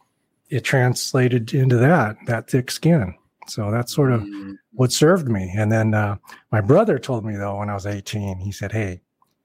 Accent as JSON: {"language": "English", "town": "Portland", "region": "Oregon", "country": "United States", "tie": "born or raised there", "said": "I grew up in Portland, born and raised there."}